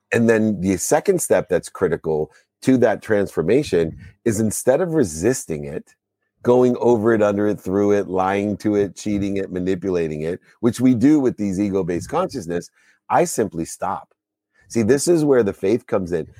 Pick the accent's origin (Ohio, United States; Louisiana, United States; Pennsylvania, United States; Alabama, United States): Ohio, United States; Akron; I was born in Akron, Ohio